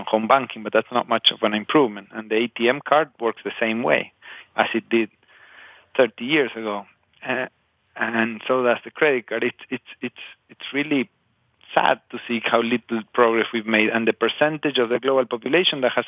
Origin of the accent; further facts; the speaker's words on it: Patagonia, Argentina; moved away; I grew up in Patagonia, in the southern part of Argentina